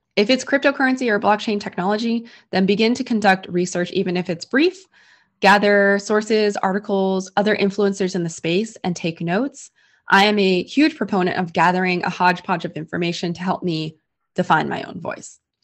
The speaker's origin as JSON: {"language": "English", "town": "San Francisco", "region": "California", "country": "United States", "tie": "born or raised there", "said": "I was born and raised in San Francisco"}